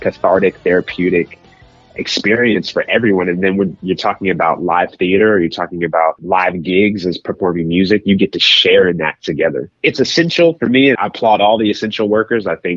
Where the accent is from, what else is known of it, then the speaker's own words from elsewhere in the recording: Kansas City, Missouri, United States; moved away; it explores the themes of my hometown roots. Kansas City is such a fiber of my being